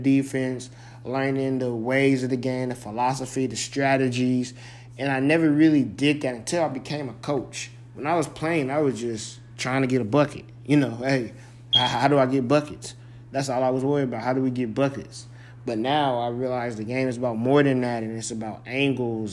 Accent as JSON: {"language": "English", "region": "California", "country": "United States", "tie": "born or raised there", "moved": "yes", "said": "That's where I was born and raised."}